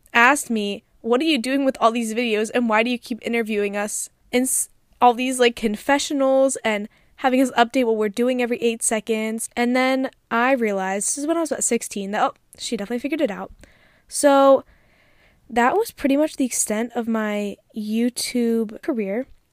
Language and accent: English; Philadelphia, Pennsylvania, United States; moved away as an adult; also born or lived in Calabria, Italy (ancestry); now in California, United States; I grew up in the city of Philadelphia, and then I moved outside when I was about twelve